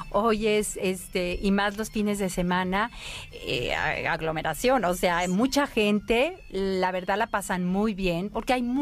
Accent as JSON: {"language": "Spanish", "town": "San Miguel de Allende", "region": "Guanajuato", "country": "Mexico", "said": "Es verdaderamente impresionante y pues nosotros que somos de San Miguel lo vivimos y nos emociona mucho."}